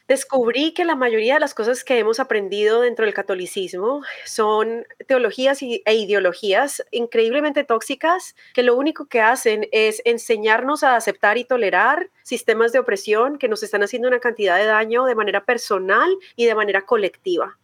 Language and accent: Spanish; Bogotá, Colombia; accent: rolo; moved away as an adult; now in United States; yo crecí en Colombia, nací crecí en Colombia, en Bogotá